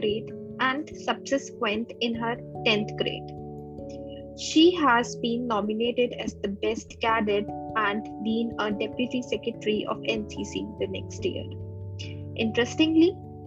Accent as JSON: {"language": "English", "town": "Jaipur", "region": "Rajasthan", "country": "India", "tie": "born or raised there", "said": "my hometown, that is Jaipur"}